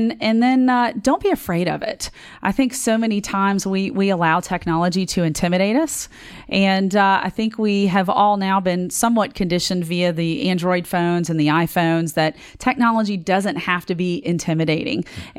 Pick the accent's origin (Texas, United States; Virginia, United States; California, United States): Virginia, United States; Richmond; now in Knoxville, United States; I am originally from Richmond, Virginia, and currently live in Knoxville